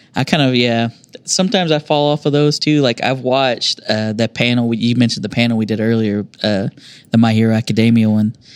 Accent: United States; I grew up down on the South Side

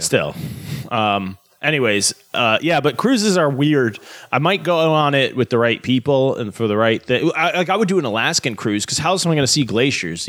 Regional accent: United States; as an American

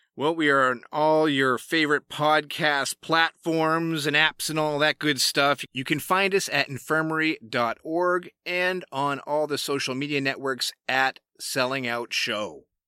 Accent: Massachusetts, United States; I'm from Massachusetts

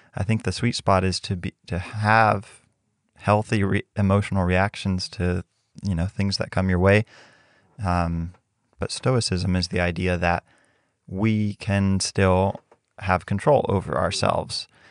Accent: Mexico; moved away; growing up in Mexico

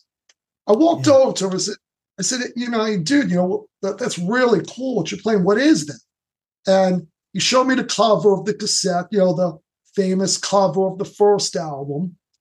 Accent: New York City, New York, United States; also born or lived in Long Beach, New York; now in Bay Shore, United States; Lifelong New Yorker. I was born in the Bronx in 1966.

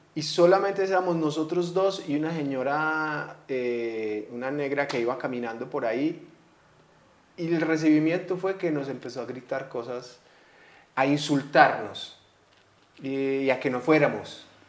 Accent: Colombia; si somos colombianos

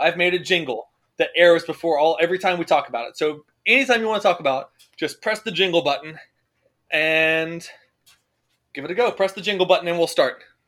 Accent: Winston-Salem, North Carolina, United States; I was from Winston-Salem? You knew that that was my my birthright

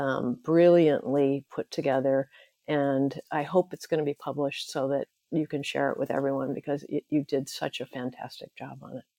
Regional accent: Santa Barbara, California, United States; moved away as an adult; I was born and raised in Santa Barbara, California, U S

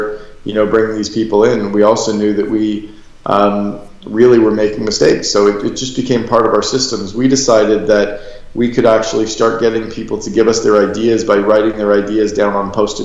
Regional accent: Canada; now in Scottsdale, United States; I'm a Canadian

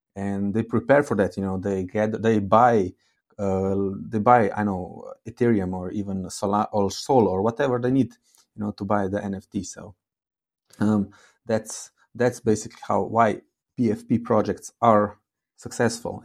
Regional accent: Slovenia; I come from Slovenia

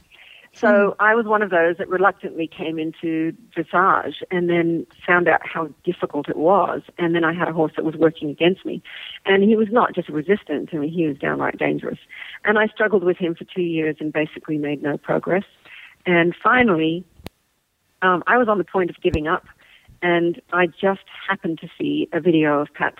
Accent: Australia; moved away; I'm from Australia. So I was in Sydney

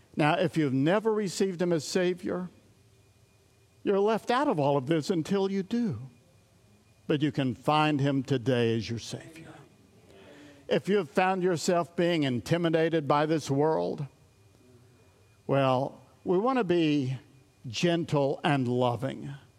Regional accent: East Tennessee, United States; I come from East Tennessee

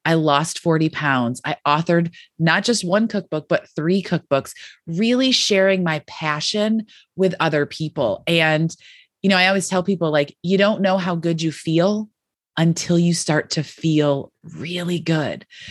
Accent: Western New York, United States; I grew up in Western New York

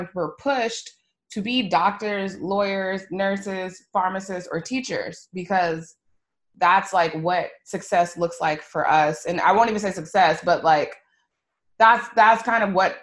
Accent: Texas, United States; I'm from Texas

